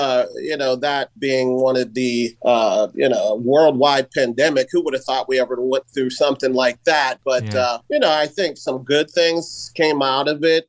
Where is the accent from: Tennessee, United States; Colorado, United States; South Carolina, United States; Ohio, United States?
Ohio, United States; Columbus; I'm from Columbus, Ohio, you know, near, you know, Chicago, Great Lakes area.